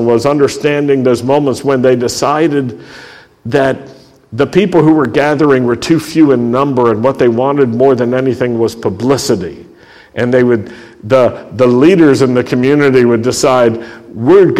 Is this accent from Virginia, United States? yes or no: yes; Roanoke, Virginia, United States; a young Jew growing up in the Shenandoah Valley and the Blue Ridge Valley in Roanoke, Virginia